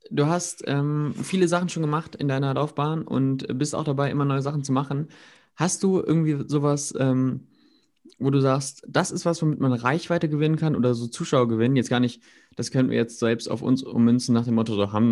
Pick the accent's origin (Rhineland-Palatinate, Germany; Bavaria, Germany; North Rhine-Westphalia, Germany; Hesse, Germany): North Rhine-Westphalia, Germany; Wuppertal; Wuppertal. Wuppertal.